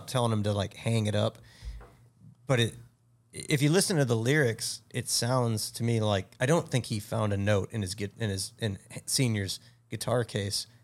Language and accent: English; Chicago, Illinois, United States; We're from absolutely know, the Chicagoland area, and ever since I was in my teens